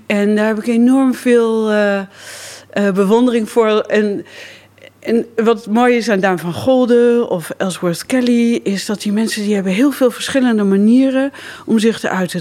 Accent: Lochem, Gelderland, Netherlands; ik kom uit Lochem

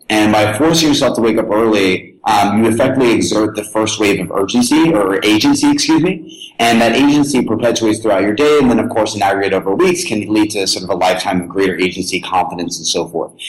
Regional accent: Tennessee, United States; I was born and raised in Tennessee

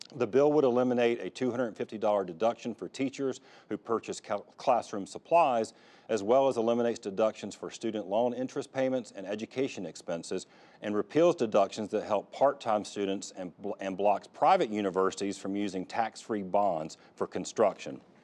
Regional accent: Fayetteville, North Carolina, United States; my hometown, Fayetteville

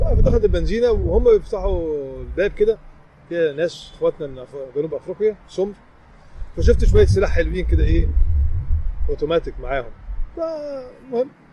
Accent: Egypt; قلت لهم من مصر

